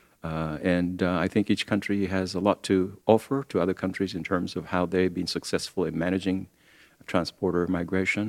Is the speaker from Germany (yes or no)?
no; Japan; moved away; Japan, which is my home country